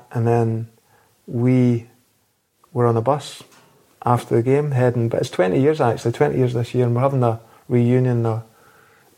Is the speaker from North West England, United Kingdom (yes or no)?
no; Falkirk, Scotland, United Kingdom; moved away as an adult; also born or lived in United States; growing up in Falkirk